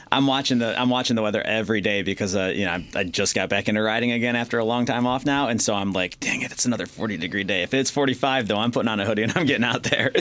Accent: Wyandotte, Michigan, United States; also born or lived in Pennsylvania; I lived in a, a, town called Wyandotte. I'm from there

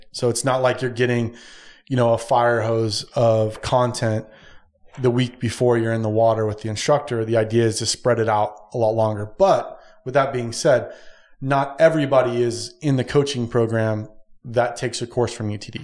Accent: San Diego, California, United States; moved away; I'm originally from San Diego

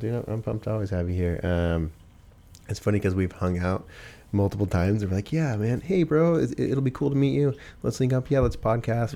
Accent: Pacific Northwest, United States; from here, Pacific Northwest, um, I've always been born and raised here. This is where I'm from.

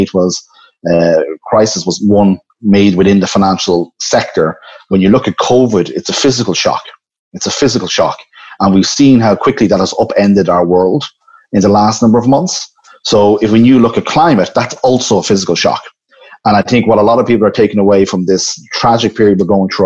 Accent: Ireland; my home country, Ireland, and I've been here the last few months.

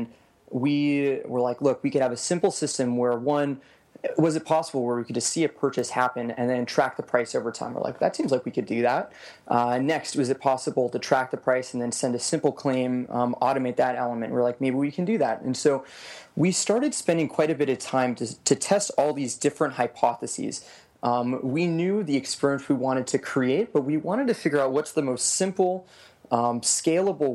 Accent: Las Vegas, Nevada, United States; moved away; I was born and raised in Las Vegas, Nevada. Grew up there for 18 years.

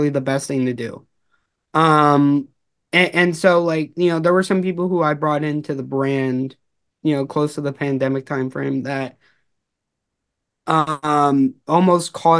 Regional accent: Los Angeles, California, United States; I'm originally from Los Angeles.

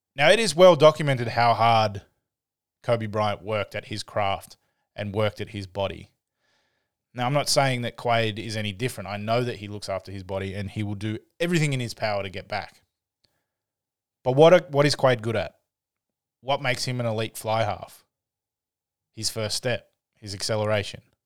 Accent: Canberra, Australian Capital Territory, Australia; I grew up here in Australia i, in a, in a place called Canberra

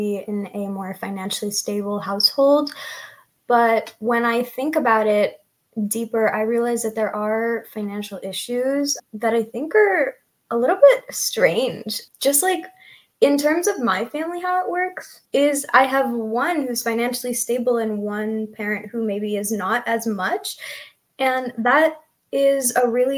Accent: California, United States; I am from the West Coast, California.

